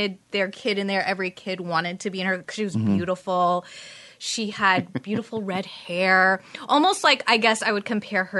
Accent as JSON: {"language": "English", "town": "Thousand Oaks", "region": "California", "country": "United States", "tie": "born or raised there", "said": "I grew up in Thousand Oaks, Westlake Village."}